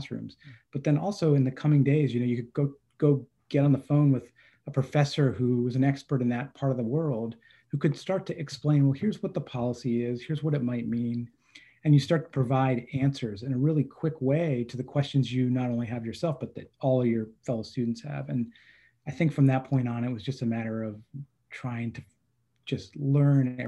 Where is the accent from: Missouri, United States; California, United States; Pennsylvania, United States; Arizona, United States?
Pennsylvania, United States; State College; now in New Jersey, United States; I grew up in State College, so it's been since I can remember